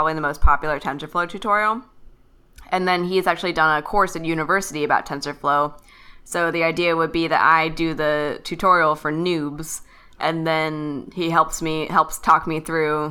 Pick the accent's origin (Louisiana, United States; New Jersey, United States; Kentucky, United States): Kentucky, United States; I'm from Kentucky